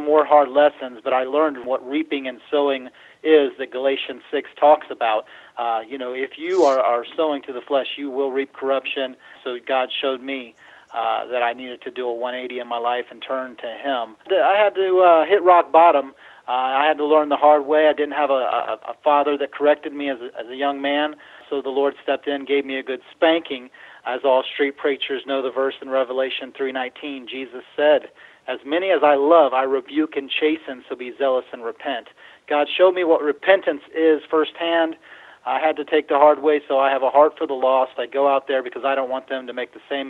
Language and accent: English; Cincinnati, Ohio, United States; I'm from Cincinnati, Ohio